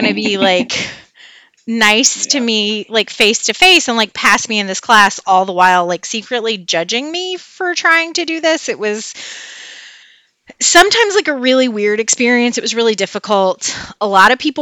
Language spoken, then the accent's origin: English; West Memphis, Arkansas, United States; also born or lived in Clinton, Arkansas; I'm from a little town outside of Clinton originally, and then moved to West Memphis when I was 5. Grew up in the Memphis area